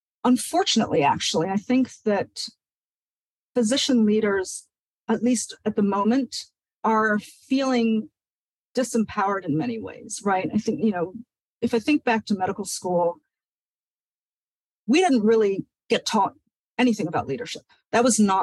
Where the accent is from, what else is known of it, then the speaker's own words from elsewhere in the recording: Nigeria; moved away; someone who was born and raised in Nigeria